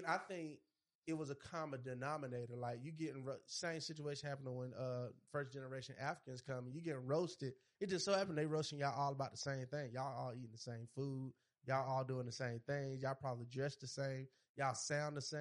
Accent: Georgia, United States; I'm from Georgia

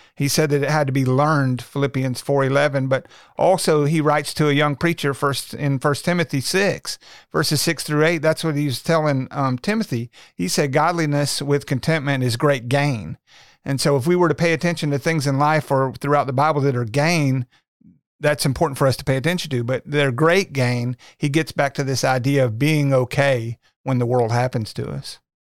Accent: Little Rock, Arkansas, United States; I was born and raised in Little Rock, um, went to high school in North Little Rock.

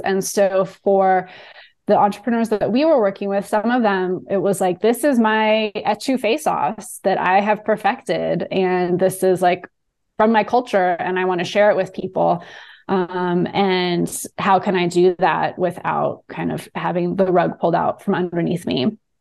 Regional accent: Southern California, United States; moved away as an adult; also born or lived in New Orleans; I am from Southern California.

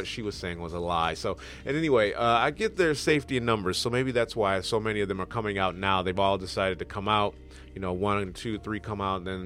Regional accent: Michigan, United States; I'm from Michigan

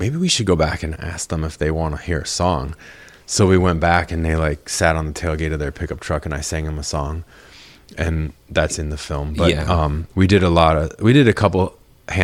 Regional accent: Minnesota, United States; also born or lived in Eugene, Oregon / Texas / Wisconsin; Here. I mean, here, I was born in Oregon. And like before I was in second grade, we moved like from Oregon to Texas to Wisconsin and then to Minnesota.

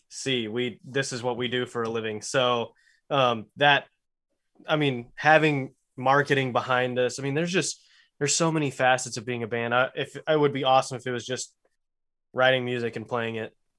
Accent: Lubbock, Texas, United States; born or raised there

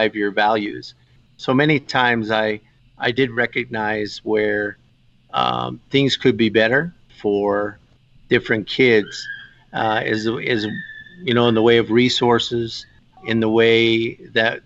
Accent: Fort Wingate, New Mexico, United States; I grew up on the Navajo Reservation

